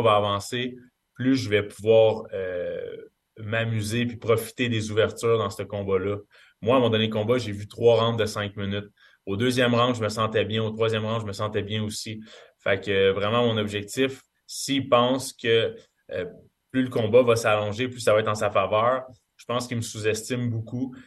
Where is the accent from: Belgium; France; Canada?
Canada; en tant que Canadien